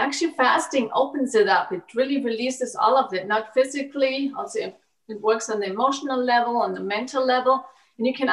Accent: Germany; I was growing up in Germany, and I was growing up in a conventional German diet

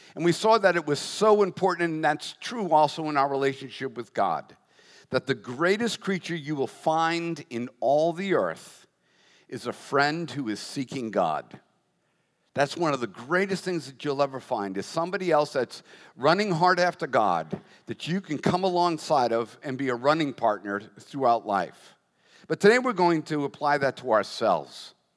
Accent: United States; as an American

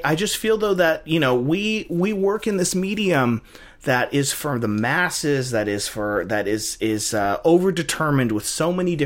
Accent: United States; we're Americans, we live in a multiracial culture

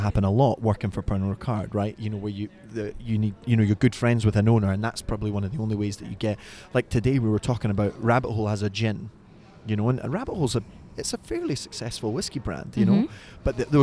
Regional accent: Detroit, Michigan, United States; I'm actually from Detroit

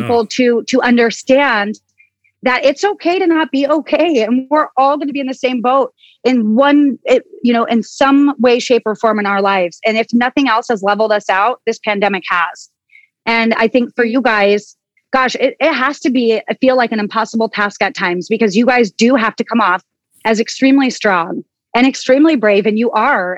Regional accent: Oso, Washington, United States; I come from Oso, Washington. I'm a small town girl. I'm a country kid

